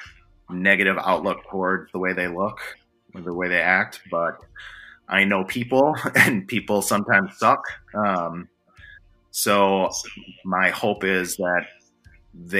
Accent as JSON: {"language": "English", "town": "Milwaukee", "region": "Wisconsin", "country": "United States", "tie": "born or raised there", "also_born_or_lived": "Guatemala", "moved": "yes", "lives_now": "Charlotte, United States", "said": "growing up in Milwaukee"}